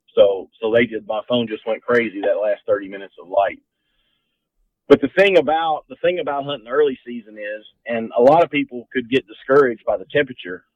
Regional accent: Central Kentucky, United States; I grew up here right in Central Kentucky

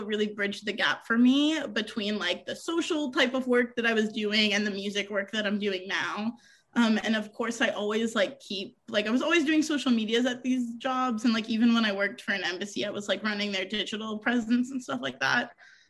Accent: New York, United States; born there; I bounced around through a lot of cities. I was born outside of New York City, around here.

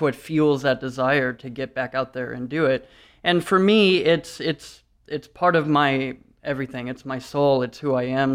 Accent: Detroit, Michigan, United States; moved away; We're from Detroit originally

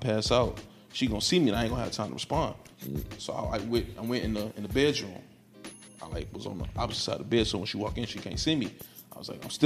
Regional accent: Chicago, Illinois, United States; I'm from Chicago

